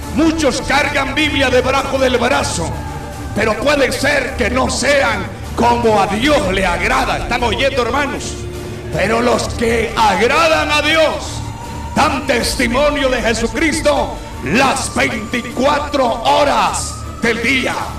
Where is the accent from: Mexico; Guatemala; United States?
Guatemala; nuestra Guatemala